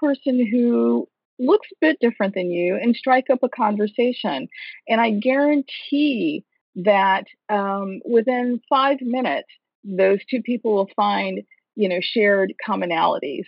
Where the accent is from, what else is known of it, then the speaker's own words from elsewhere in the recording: Michigan, United States; now in Washington, D.C., United States; Michigan, my home state